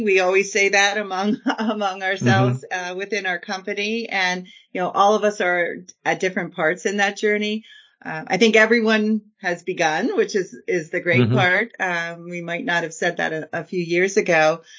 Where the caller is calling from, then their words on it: Lancaster, Pennsylvania, United States; I am in Lancaster, Pennsylvania.